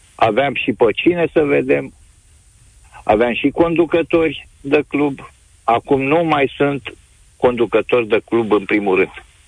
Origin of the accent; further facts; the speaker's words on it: Pitești, Argeș, Romania; Sunt din Pitești, am o vârstă, am văzut fotbal la Pitești